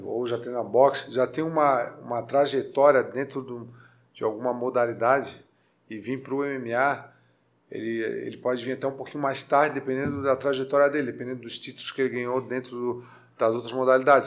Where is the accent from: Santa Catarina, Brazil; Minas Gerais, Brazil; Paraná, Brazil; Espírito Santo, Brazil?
Santa Catarina, Brazil; Florianópolis; sou manezinho da ilha